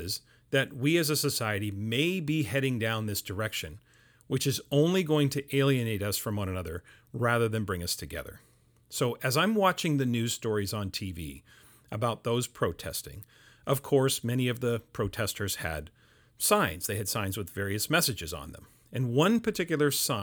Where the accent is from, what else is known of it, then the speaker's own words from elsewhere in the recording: Canada; I'm Canadian